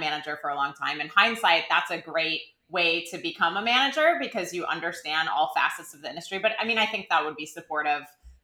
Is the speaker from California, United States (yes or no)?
no; a suburb of Milwaukee, Wisconsin, United States; moved away as an adult; also born or lived in Boston; I was from a suburb of Milwaukee, and I was obsessed with Britpop bands growing up